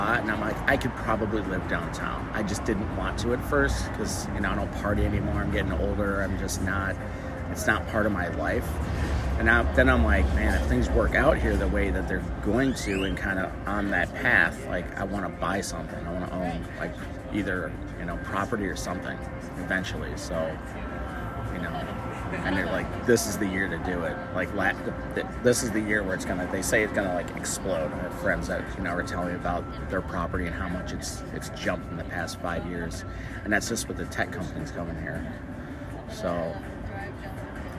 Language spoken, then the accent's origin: English; Chicagoland, Illinois, United States; moved away as an adult; also born or lived in Hollywood, Los Angeles; originally I'm from Chicagoland, but I'm from the suburbs, but a big suburb. So, you know, and I was in the city quite a bit, but I wasn't a city boy, a suburban kid